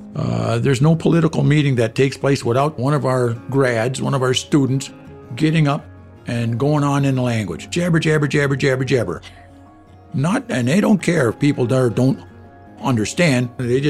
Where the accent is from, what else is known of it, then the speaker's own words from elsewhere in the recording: Oswegen, Ontario, Canada; I'm from Oswegan.